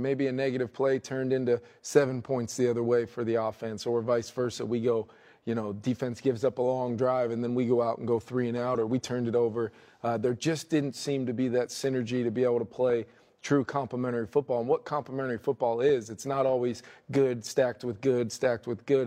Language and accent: English; New Jersey, United States; growing up in New Jersey